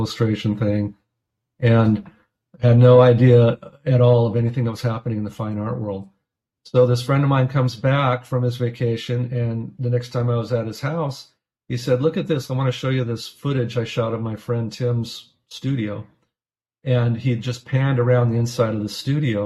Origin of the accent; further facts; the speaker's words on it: Southern California, United States; moved away as an adult; also born or lived in Orange County, California / Pasadena, California; now in Portland, United States; I grew up in Southern California, by the way. So I live outside of Portland, Oregon